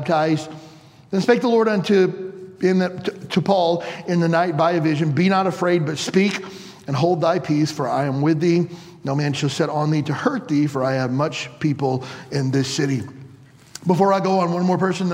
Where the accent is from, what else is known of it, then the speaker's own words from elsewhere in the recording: Benton, Kentucky, United States; moved away; I grew up in Benton, Kentucky, population 4,000